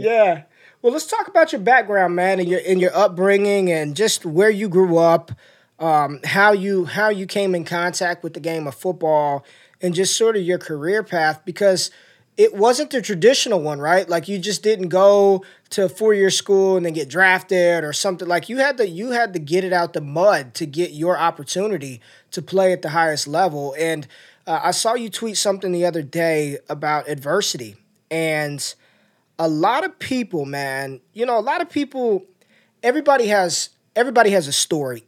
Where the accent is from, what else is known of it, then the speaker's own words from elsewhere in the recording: North Las Vegas, Nevada, United States; I grew up in North Las Vegas